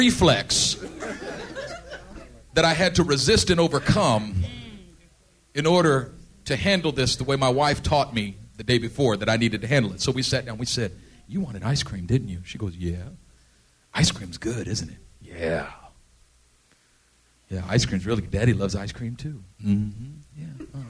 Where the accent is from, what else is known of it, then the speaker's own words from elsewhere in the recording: Oakland, California, United States; I grew up in East Oakland.